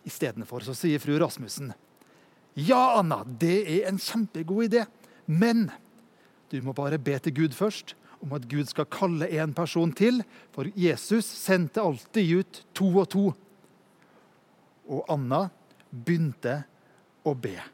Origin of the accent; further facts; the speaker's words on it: Norway; og jeg kommer fra Norge og jobber i Ungdom i oppdrag.